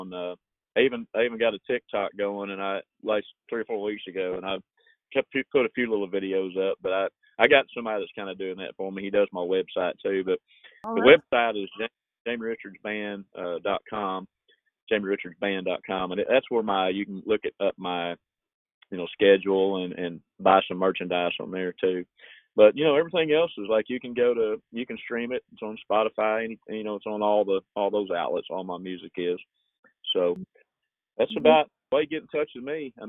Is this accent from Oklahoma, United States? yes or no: yes; Shawnee, Oklahoma, United States; also born or lived in Texas; I did a show with … last year in January in my hometown, and I had about 30 of my close Texas friends come up to my house in Shawnee